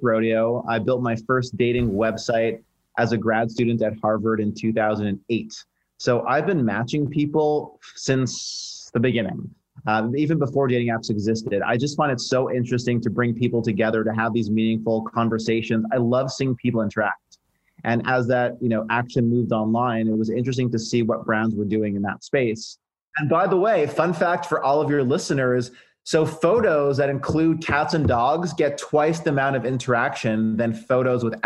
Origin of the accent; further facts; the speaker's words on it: Montreal, Quebec, Canada; moved away as an adult; now in New York City, United States; I am a Canadian boy, born and raised in Montreal